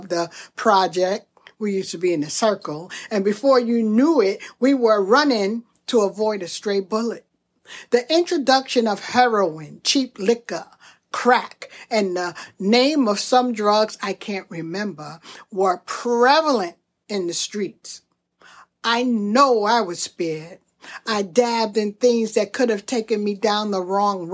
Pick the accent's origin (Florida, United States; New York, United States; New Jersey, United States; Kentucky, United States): New York, United States; Brooklyn; growing up in Brooklyn during the 60s and 70s, I was financially poor